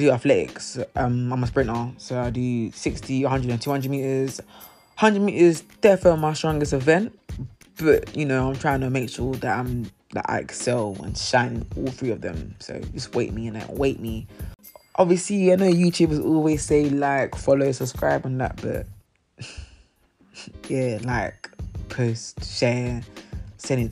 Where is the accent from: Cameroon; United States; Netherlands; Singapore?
Cameroon; first language French; English is a second language; also born or lived in South London; now in London, United Kingdom; I'm from Cameroon and we speak French there. French is also my mother tongue